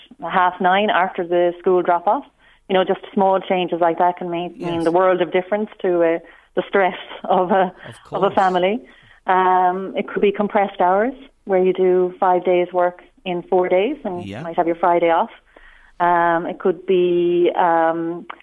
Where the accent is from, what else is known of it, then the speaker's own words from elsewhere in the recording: Limerick, County Limerick, Ireland; moved away as an adult; also born or lived in Australia / Perpignan, France; I'm from Limerick